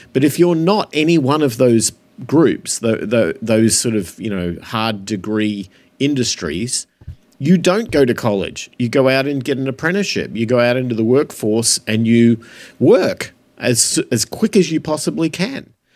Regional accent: Australia; moved away; I grew up in Australia

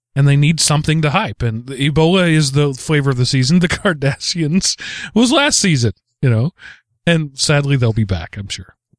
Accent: East Texas, United States; When I was a kid growing up in East Texas, I threw thousands of bales of hay

